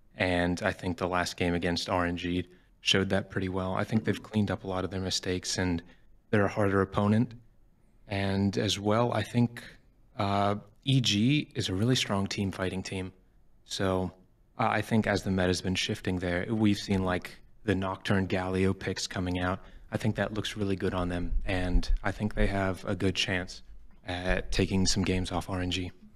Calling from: Washington, District of Columbia, United States; I'm calling from the D C area

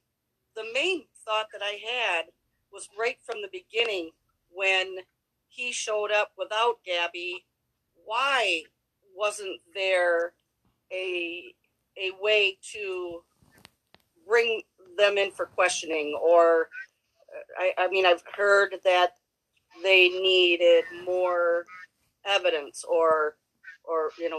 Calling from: Michigan, United States; I am in the Upper Peninsula of Michigan.

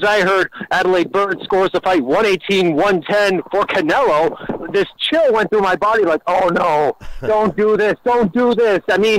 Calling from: Calgary, Alberta, Canada; from Calgary, Alberta.

